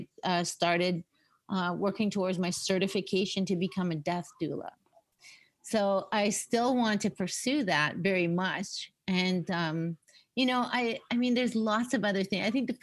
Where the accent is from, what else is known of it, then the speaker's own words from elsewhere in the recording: Winnipeg, Manitoba, Canada; also born or lived in Lexington, Kentucky, United States / Dauphin, Manitoba / Vancouver; now in Toronto, Canada; we moved from Lexington, Kentucky to Dauphin, Manitoba when I was 12.